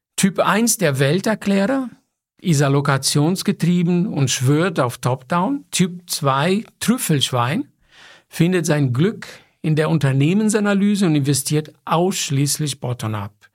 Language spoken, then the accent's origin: German; São Paulo, Brazil; moved away; ich bin in São Paulo geboren